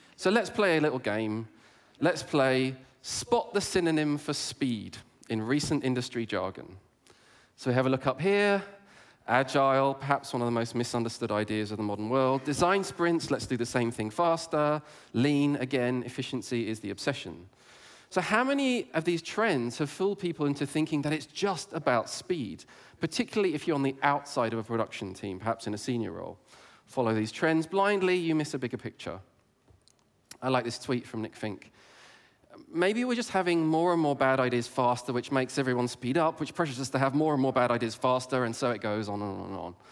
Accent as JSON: {"language": "English", "region": "England", "country": "United Kingdom", "tie": "born or raised there", "said": "I grew up in England"}